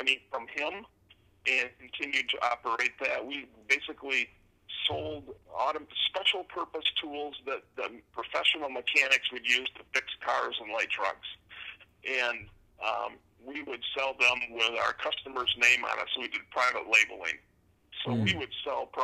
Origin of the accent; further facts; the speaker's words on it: Spring Arbor, Michigan, United States; I grew up in Spring Arbor, Michigan, which is in south central Michigan